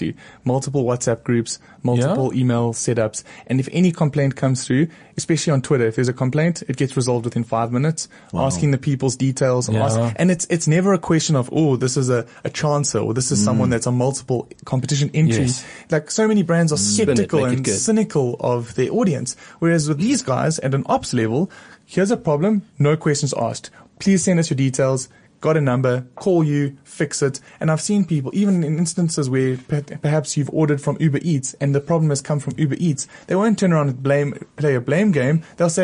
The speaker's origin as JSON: {"language": "English", "country": "South Africa", "accent": "South African", "said": "I have an accent because I'm from South Africa"}